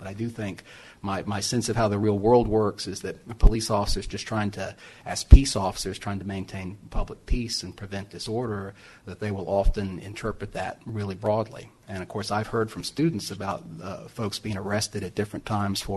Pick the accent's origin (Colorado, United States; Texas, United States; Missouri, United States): Texas, United States; I'm from Texas with lots of Bible Christians